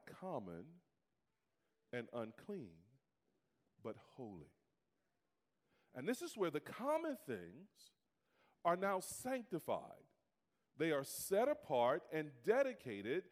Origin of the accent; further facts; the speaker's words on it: United States; I'm African American